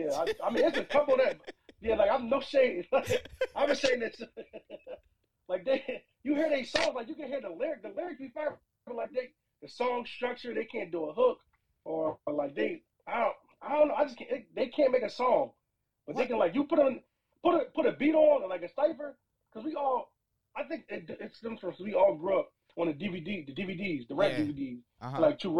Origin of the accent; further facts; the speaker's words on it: Philadelphia, Pennsylvania, United States; Philly. Philly, West Philly, to be exact.